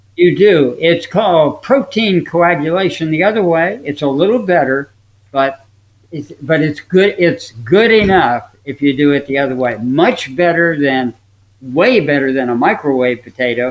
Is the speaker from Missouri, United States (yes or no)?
no; Upper Saddle River, New Jersey, United States; when I was raised in New Jersey, in Upper Saddle River, New Jersey